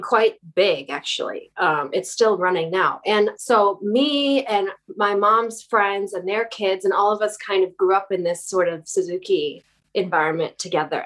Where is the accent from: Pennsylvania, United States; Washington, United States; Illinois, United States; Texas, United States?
Illinois, United States; near Chicago; moved away as an adult; also born or lived in New York / Los Angeles; now in West Hollywood, United States; I grew up in near Chicago in the Midwest